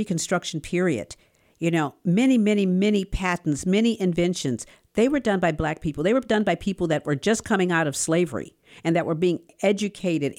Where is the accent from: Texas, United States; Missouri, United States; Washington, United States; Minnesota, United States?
Missouri, United States; Webster Groves; When I grew up here in North Webster, when we were still segregated